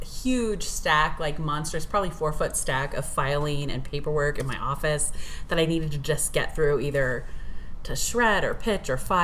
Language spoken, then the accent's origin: English; Arizona, United States; growing up in Arizona